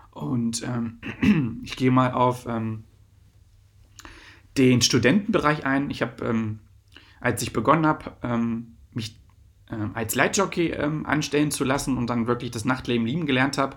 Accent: Lower Saxony, Germany; Ich komme halt aus Wolfenbüttel, Braunschweig, Salzgitter.

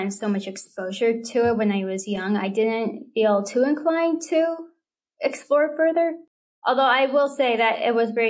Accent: near Fremont, Bay Area, California, United States; I grew up near Fremont. Yeah, near there. Not in Fremont, but close to it.

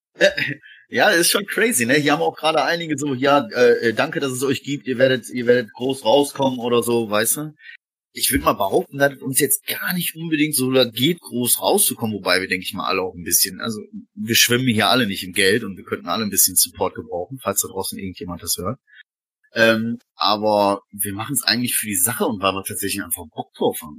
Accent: Essen, North Rhine-Westphalia, Germany; Ich bin ja äh, Essener Jung, frisch aus dem Ruhrgebiet

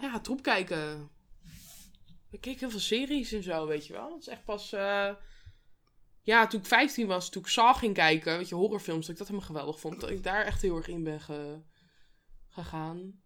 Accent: Netherlands; toen woonde ik blijkbaar in Nederland

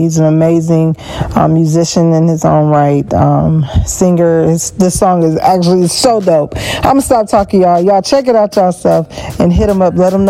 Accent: Milwaukee, Wisconsin, United States; now in Georgia, United States; He's from my hometown

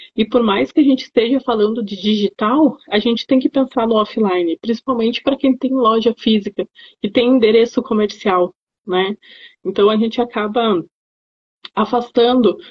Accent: Rio Grande do Sul, Brazil; eu sou gaúcha, então era lá no Rio Grande do Sul

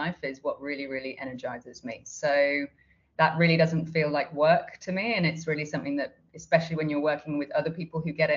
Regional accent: Australia; I'm from Australia

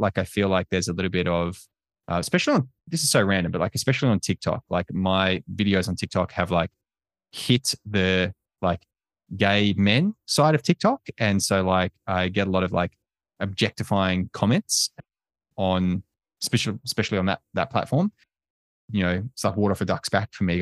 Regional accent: Australia; also born or lived in United States

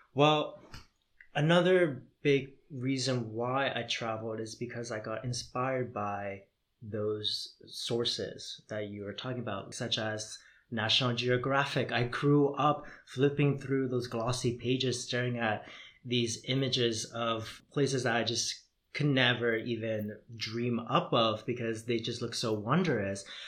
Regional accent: Toronto, Ontario, Canada; moved away as an adult; also born or lived in Vietnam; now in Netherlands; growing up in Toronto

